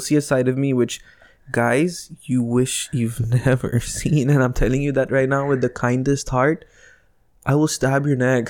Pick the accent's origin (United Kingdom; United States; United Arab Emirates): United Arab Emirates; accent: Indian; Janine and I were, were raised here in this country.